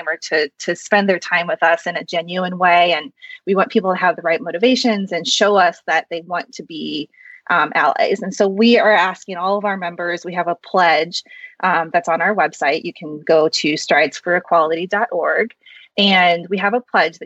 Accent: Midwest, United States; also born or lived in South Korea; I was adopted from South Korea, and I was raised in a white family in the Midwest in a predominantly white suburb

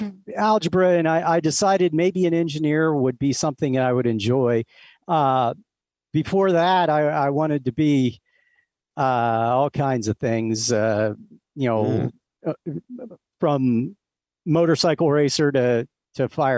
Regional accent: Ohio, United States; now in Las Vegas, United States; Nope. Southeast Ohio, the part of Ohio where you have to say it like that.

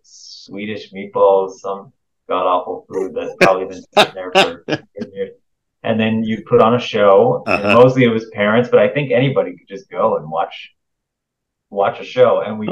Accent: Southern California, United States; I used to do this thing in my hometown. I grew up in Southern California

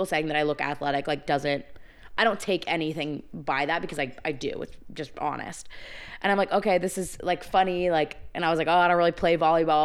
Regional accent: Coronado, California, United States; I grew up on Coronado

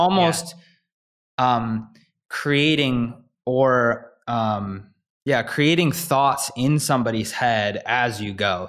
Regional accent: Midwest, United States; growing up in the Midwest

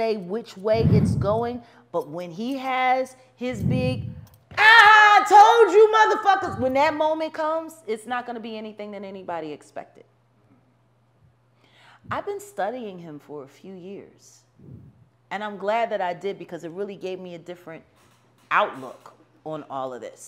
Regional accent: Philadelphia, Pennsylvania, United States; moved away; My hometown

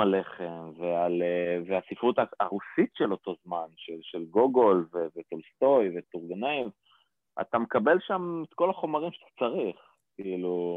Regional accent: Rishon LeZion, Central District, Israel; גדלתי בראשון לציון

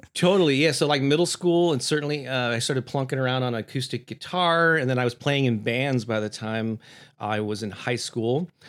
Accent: St. Louis, Missouri, United States; my hometown here of Saint Louis, Missouri

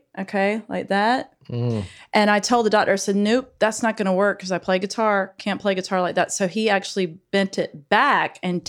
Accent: Brunswick, Georgia, United States; also born or lived in St. Simons Island, Georgia; I grew up in Brunswick.

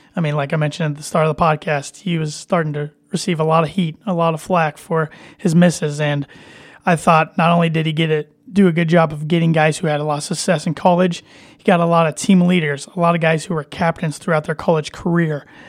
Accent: Indiana, United States; I'm from Indiana

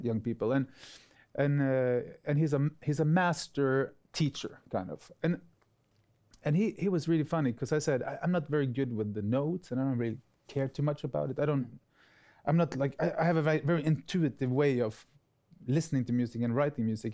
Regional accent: Bergen, Vestland, Norway; I grew up right outside of Bergen

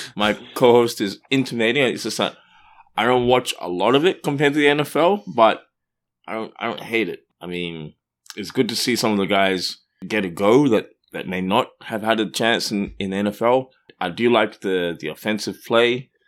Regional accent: Perth, Western Australia, Australia; moved away; I grew up in Perth

